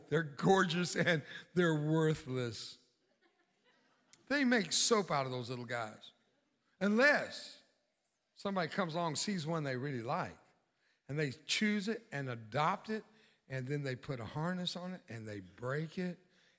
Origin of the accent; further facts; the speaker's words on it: Mexico; I grew up in Mexico and on the border with Mexico. My dad was a missionary and pastor.